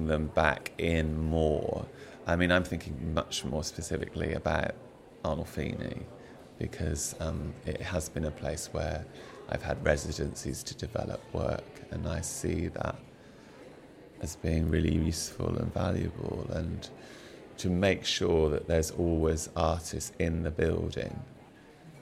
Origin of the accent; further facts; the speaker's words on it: Bristol, South West England, United Kingdom; came back to Bristol being my hometown